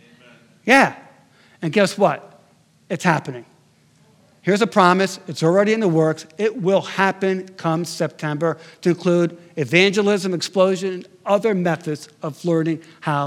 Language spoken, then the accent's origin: English; Connecticut, United States; moved away; my hometown in Connecticut